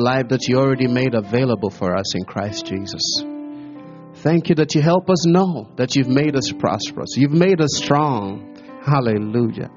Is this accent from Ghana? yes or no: yes; Ghana; also born or lived in America; now in United States; I'm a Ghanaian living in America